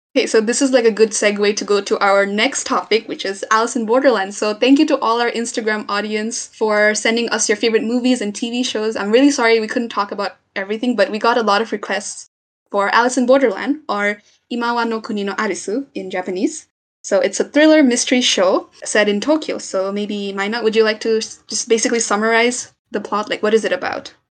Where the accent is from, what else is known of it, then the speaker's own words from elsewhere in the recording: Nepal; I'm from Nepal